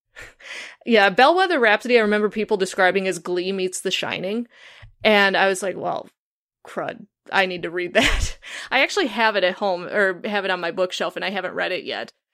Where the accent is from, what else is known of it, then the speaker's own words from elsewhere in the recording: Chicago, Illinois, United States; I'm from the Chicago area